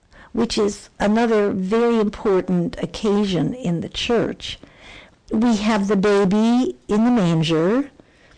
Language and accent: English; Chicago, Illinois, United States; we grew up in Chicago